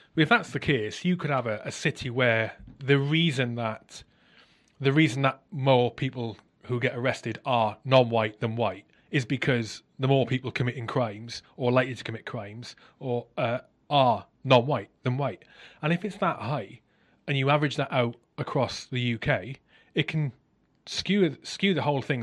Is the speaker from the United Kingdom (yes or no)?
yes; South Wales, United Kingdom; I grew up in South Wales